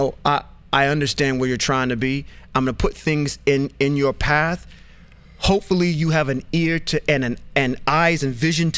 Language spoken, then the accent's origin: English; United States; I'm an American citizen or a person from the United States